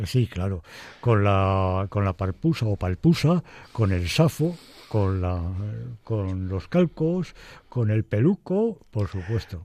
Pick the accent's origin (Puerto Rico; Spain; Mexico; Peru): Spain; Madrid, Community of Madrid; yo nací en el Madrid de las Vistillas.